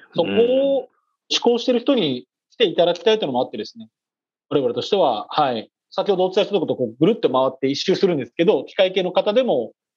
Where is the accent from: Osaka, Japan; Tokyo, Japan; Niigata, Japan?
Niigata, Japan; 私、新潟出身